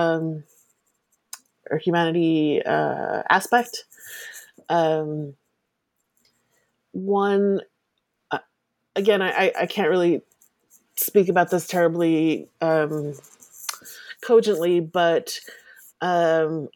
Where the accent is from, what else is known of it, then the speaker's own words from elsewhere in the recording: Southern New Jersey, United States; I grew up in Southern New Jersey.